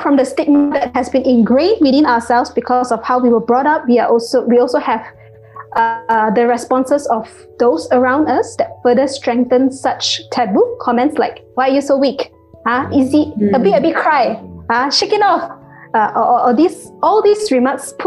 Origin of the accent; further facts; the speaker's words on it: Malaysia; Malaysian, because that's where I'm from